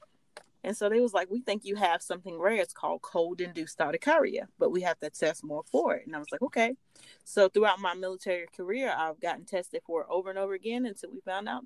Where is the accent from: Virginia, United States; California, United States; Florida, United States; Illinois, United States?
Virginia, United States; I live in Virginia. I grew up in Virginia.